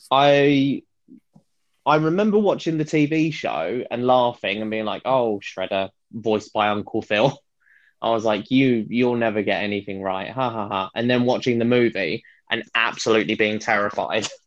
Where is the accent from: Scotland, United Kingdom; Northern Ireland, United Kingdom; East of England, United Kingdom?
East of England, United Kingdom; Watford; Watford, a very small, um, quite um, interesting town near London.